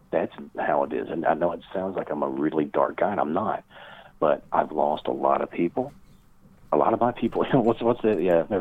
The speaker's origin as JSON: {"language": "English", "region": "the South", "country": "United States", "said": "I know the South. You know, I identify as a Southerner."}